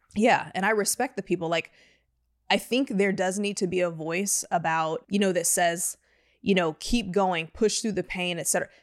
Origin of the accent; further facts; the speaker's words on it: Houston, Texas, United States; now in Austin, United States; I'm from Houston originally